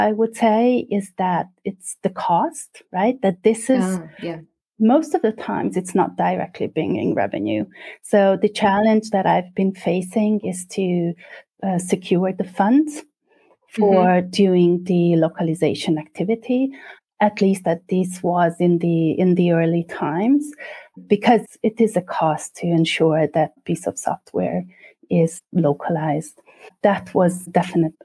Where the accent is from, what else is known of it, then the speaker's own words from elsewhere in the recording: Budapest, Hungary; moved away; I'm originally from Budapest, Hungary